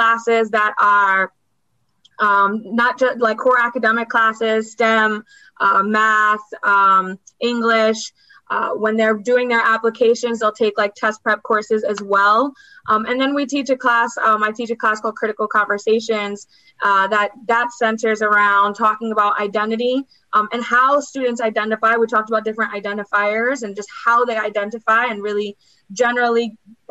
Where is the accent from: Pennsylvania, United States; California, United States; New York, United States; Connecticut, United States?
New York, United States; I was born in New York, and I think we're a different breed